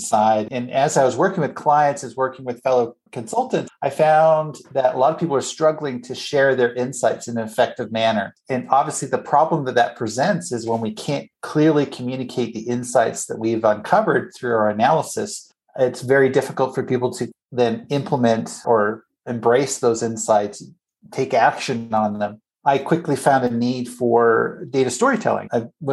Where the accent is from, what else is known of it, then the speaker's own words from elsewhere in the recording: Canada; moved away as an adult; also born or lived in United States; I'm originally from Canada, grew up there, lived in the States many years